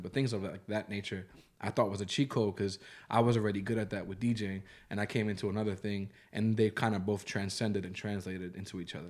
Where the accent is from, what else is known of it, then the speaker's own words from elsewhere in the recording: New York, United States; I'm from New York